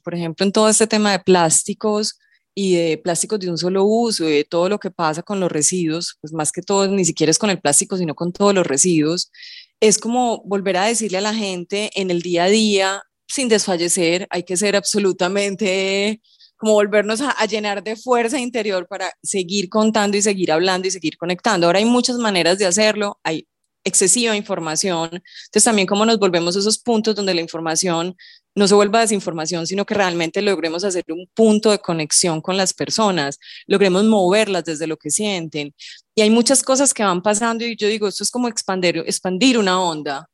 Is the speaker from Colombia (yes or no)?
yes; Colombia; en nuestro país